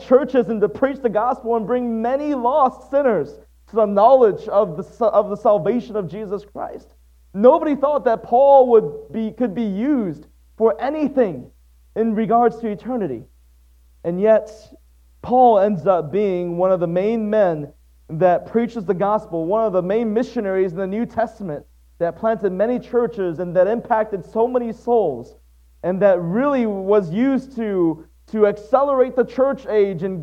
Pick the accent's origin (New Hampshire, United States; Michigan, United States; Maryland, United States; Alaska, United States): Michigan, United States; Waterford; also born or lived in Atsugi, Kanagawa, Japan; It was 5 years after that our family relocated to Waterford, Michigan. That's where I spent most of my life.